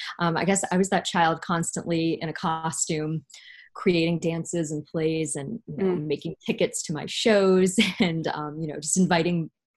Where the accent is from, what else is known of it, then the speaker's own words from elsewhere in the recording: Florida, United States; also born or lived in Cape Cod, Massachusetts; And I'm originally from Cape Cod, Massachusetts. And I did grow up in Florida, though.